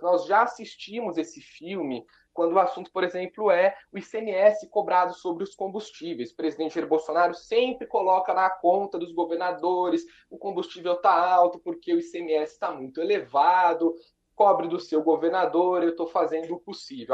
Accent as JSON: {"language": "Portuguese", "town": "Bragança Paulista", "region": "São Paulo", "country": "Brazil", "tie": "born or raised there", "moved": "yes", "lives_now": "Brasília, Brazil", "said": "os dois de Bragança Paulista, nascidos e criados"}